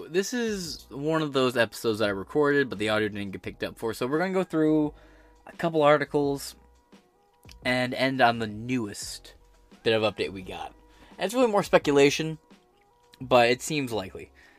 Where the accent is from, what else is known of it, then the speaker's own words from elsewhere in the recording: United States; I'm an American.